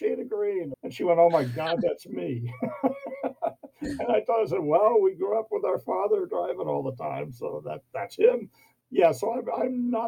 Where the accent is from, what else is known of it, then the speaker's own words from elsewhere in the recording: New York City, New York, United States; moved away as an adult; also born or lived in Missouri / Baltimore / Virginia / Florida; now in Glendale, United States; I grew up in New York, in the city. That's where I learned to drive